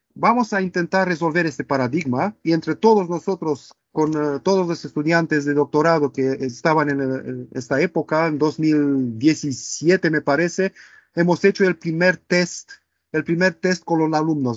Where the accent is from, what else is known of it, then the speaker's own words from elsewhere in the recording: Romania; first language Romanian; Spanish is a second language; moved away as an adult; also born or lived in Barcelona, Spain; now in Manchester, United Kingdom; soy de Rumanía, del este de Europa